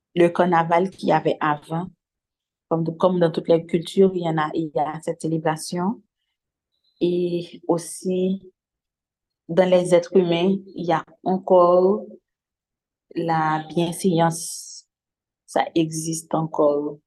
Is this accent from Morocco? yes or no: no; Haiti; Je vis dans une société là où j'ai grandi